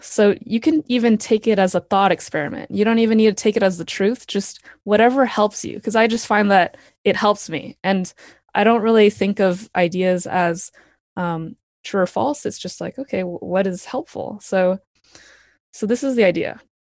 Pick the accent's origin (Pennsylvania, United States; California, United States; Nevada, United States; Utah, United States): California, United States; Palo Alto; I grew up in Palo Alto, California, uh, right next to Stanford